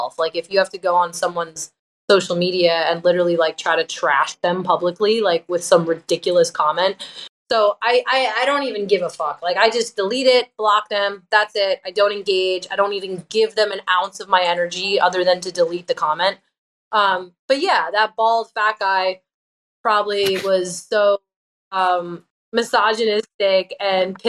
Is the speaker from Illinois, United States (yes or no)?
no; Long Island, New York, United States; I was in a band at the time on Long Island, where I'm from